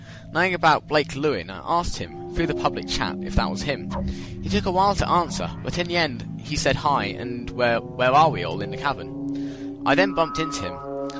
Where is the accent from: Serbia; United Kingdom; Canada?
United Kingdom; England; accent: English; he noticed my English accent